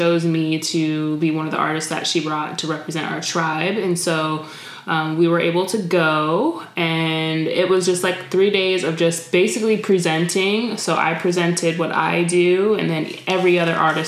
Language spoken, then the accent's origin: English; New York, United States; moved away; I grew up in New York when I was younger